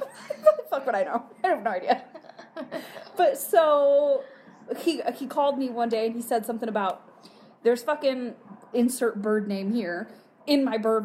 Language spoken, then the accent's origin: English; Michigan, United States; moved away; Not from the UP, I'm from the Mitten.